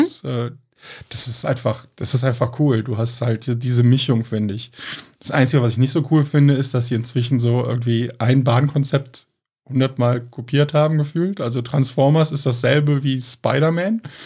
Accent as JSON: {"language": "German", "town": "Cologne", "region": "North Rhine-Westphalia", "country": "Germany", "said": "Wir sind halt Kölner"}